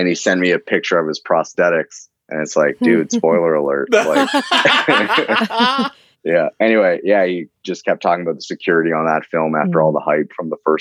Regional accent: Fredericton, New Brunswick, Canada; accent: East Coast; growing up in New Brunswick, I never necessarily thought of it as a career. Like, Fredericton, New Brunswick is pretty far away from Hollywood.

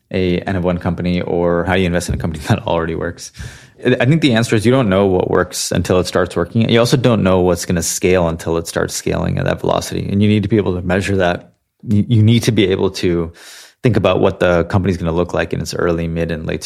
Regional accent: Santa Clara, California, United States; So I was born and raised in Santa Clara, California specifically. So it's kind of the heart of Silicon Valley

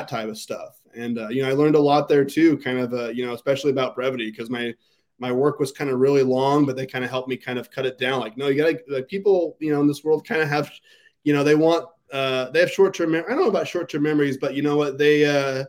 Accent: Ontario, Oregon, United States; also born or lived in Boise, Idaho; the Argus Observer, which I would later work for, which was my hometown newspaper

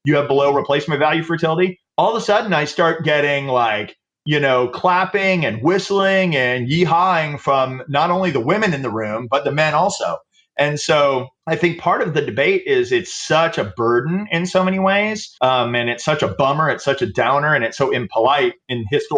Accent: the American South, United States; I grew up in the American South in the 70s

